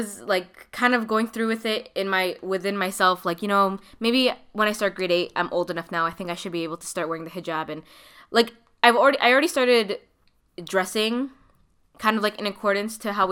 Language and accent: English; Toronto, Ontario, Canada; also born or lived in Markham, Ontario; I grew up in Scarborough, right? Before I moved to Markham. So I was in Scarborough up until the end of grade 7